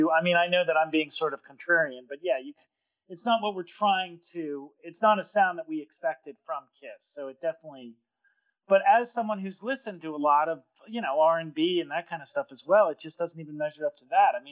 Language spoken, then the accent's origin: English; Pittsburgh, Pennsylvania, United States; nothing will destroy your love of music than growing up in Pittsburgh because there's so many so many white boy bands playing black music.